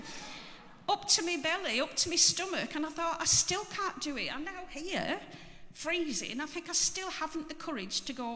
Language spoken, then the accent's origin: English; Barrow-in-Furness, North West England, United Kingdom; moved away; so I'm from Barrow, but I've been away for donkey's years, and I've come back 2 years ago.